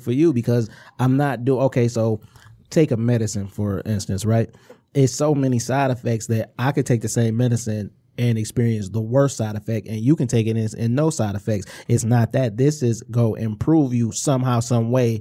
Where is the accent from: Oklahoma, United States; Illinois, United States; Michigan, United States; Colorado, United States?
Michigan, United States; Inkster; We, we are from Inkster. We grew up